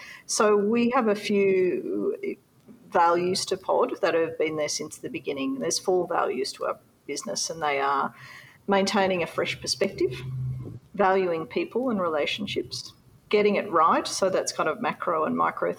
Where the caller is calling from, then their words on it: Cairns, Queensland, Australia; We're calling from Cairns. We're on Gimoi Wallaburra Yidinji country in far north Queensland.